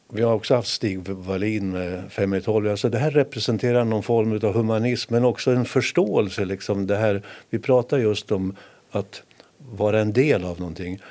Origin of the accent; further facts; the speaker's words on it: Härnösand, Västernorrland County, Sweden; jag som hade min uppväxt i Härnösand på det spännande 60-talet